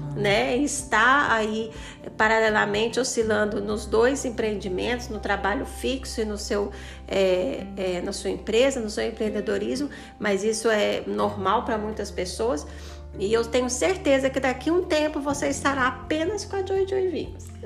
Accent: Goiânia, Goiás, Brazil; now in Formosa, Brazil; Eu sou de Goiânia, mas moro aqui em Formosa

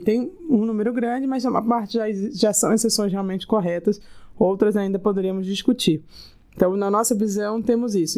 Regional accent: Rio de Janeiro, Brazil; Eu sou carioca, morei quase praticamente a vida inteira no Rio

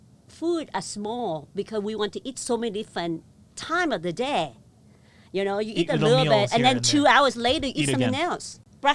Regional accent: Da Lat, Lam Dong, Vietnam; now in New York, United States; I was born in Vietnam in a small town called Da Lat. I guess not too small. It's famous because it was a honeymooner town. So all the Vietnamese couple go there because it's cool. It's up in the mountain.

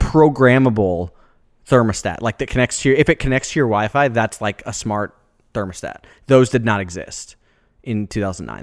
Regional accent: Des Moines, Iowa, United States; moved away as an adult; I grew up in Des Moines, you know, the, a city kid

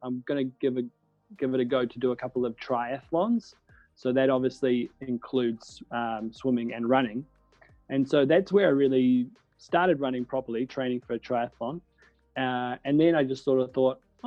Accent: Auckland, New Zealand; moved away as an adult; now in Paris, France; I'm from New Zealand, a city called Auckland, down on the edge of the world over here

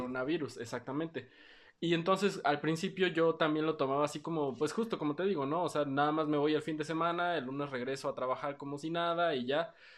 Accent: Oaxaca, Mexico; also born or lived in Mexico City

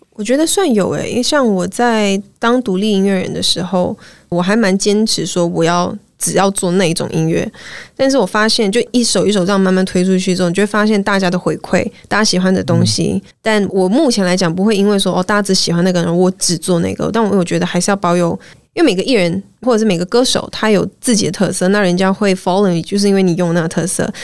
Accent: Malaysia; moved away; also born or lived in United States; 我是马来西亚人，然后是。我们已经习惯，就是在一句话里面会掺大概 三种语言，对，你知道有时候英文啊、广东话、中文啊

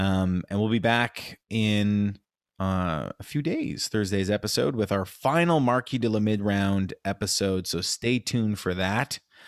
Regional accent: Montreal, Quebec, Canada; We're not a hockey podcast, but we are from Montreal

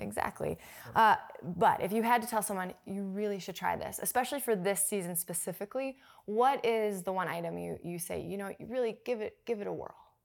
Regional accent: Minneapolis, Minnesota, United States; moved away

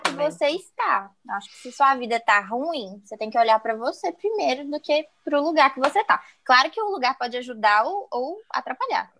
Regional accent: Belo Horizonte, Minas Gerais, Brazil; nasci em Belo Horizonte

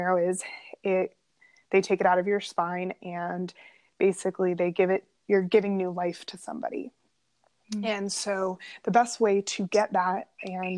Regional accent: Las Vegas, Nevada, United States; moved away as an adult; now in Florida, United States; I was born and raised in Las Vegas

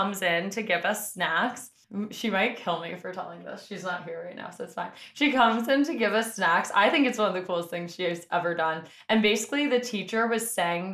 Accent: New York City, New York, United States; I'm from the Upper West Side

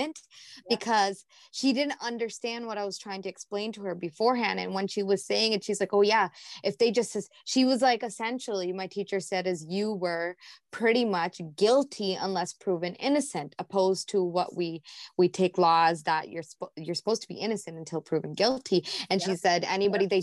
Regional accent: United States; now in Canada; I grew up in the States, so I don't know a lot of Canadian history.

